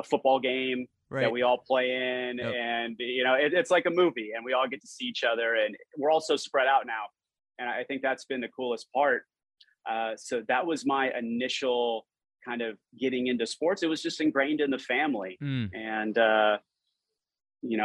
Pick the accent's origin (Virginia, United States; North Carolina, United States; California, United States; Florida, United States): California, United States; Los Angeles; moved away as an adult; also born or lived in Green Bay, Wisconsin; now in Miami, United States; I grew up in Los Angeles